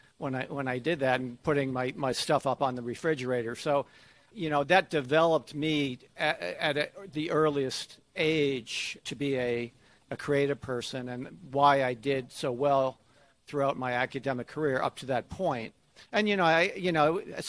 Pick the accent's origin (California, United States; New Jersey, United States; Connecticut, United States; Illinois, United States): Connecticut, United States; moved away as an adult; also born or lived in Atlanta, Georgia; I grew up in Connecticut, in a kind of a rural area of Connecticut